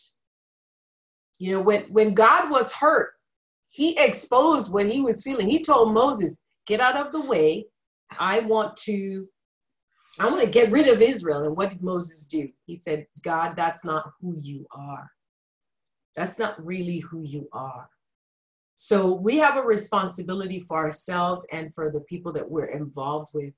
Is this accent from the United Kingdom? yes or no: no; Nigeria; moved away; growing up in Nigeria where there was a lot of lack and scarcity